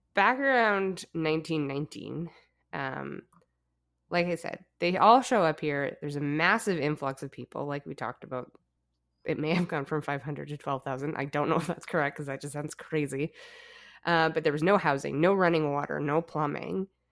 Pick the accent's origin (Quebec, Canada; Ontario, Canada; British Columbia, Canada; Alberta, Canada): Alberta, Canada; growing up in Alberta, my grandpa was a coal miner